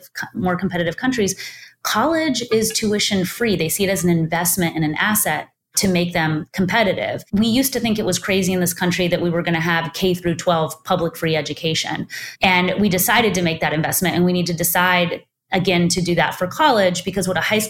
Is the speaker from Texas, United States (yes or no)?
yes; Texas, United States; my home state of Texas